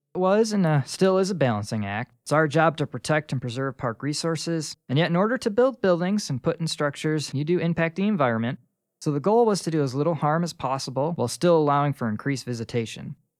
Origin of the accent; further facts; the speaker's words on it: Rochester, New York, United States; moved away as an adult; now in Carlsbad, United States; I'm from Rochester, New York, and I've been living here in Carlsbad, New Mexico for over a year now